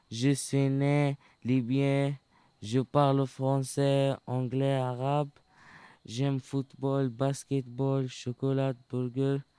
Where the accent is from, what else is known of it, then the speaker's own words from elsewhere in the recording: Afghanistan; French is a second language; now in Ivry-sur-Seine, France; J'ai 17 ans. Je suis né afghan. J'ai parlé anglais, punjabi, français, comme ci, comme ça.